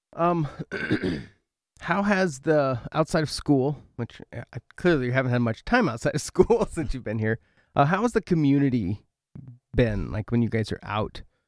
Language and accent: English; Oregon, United States; moved away as an adult; now in Milbank, United States; I'm from Oregon